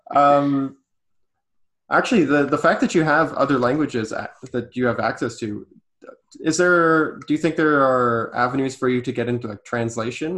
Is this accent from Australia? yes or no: no; Canada; being a Canadian to know a little bit of French